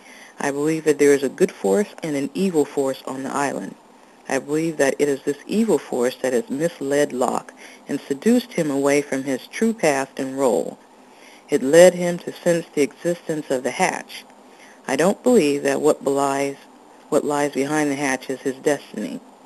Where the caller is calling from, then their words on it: Portland, Oregon, United States; I'm calling from Portland, Oregon.